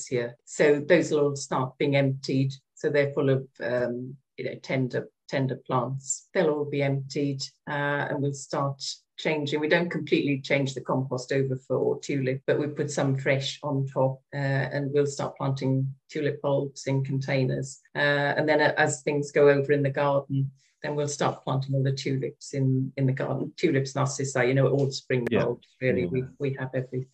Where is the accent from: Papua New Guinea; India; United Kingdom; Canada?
United Kingdom; Wales; now in Kent, United Kingdom; I was brought up in Wales on a farm